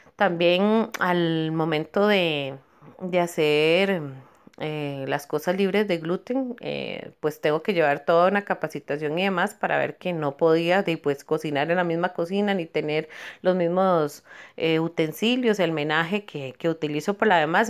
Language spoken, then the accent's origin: Spanish; Cartago, Costa Rica; amo mi pueblo de Cartago